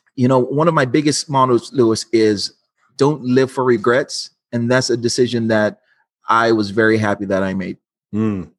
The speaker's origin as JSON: {"language": "English", "country": "Dominica", "tie": "born or raised there", "also_born_or_lived": "Los Angeles, United States", "moved": "as an adult", "lives_now": "United States", "said": "I'm from Dominica, not to be confused, uh, the Dominican Republic"}